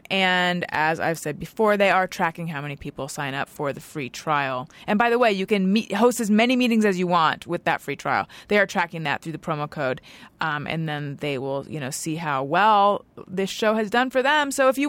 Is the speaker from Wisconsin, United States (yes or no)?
no; Orange County, California, United States; I grew up in Orange County.